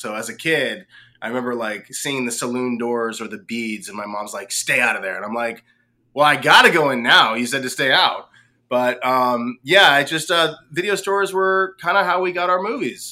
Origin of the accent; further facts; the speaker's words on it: West Coast, United States; now in Woodstock, United States; I grew up without basements on the West Coast